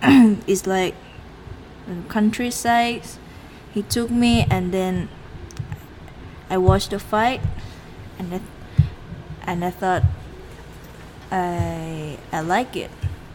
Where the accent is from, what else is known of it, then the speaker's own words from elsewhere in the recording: Bangkok, Thailand; English is a second language; I grew up in Bangkok.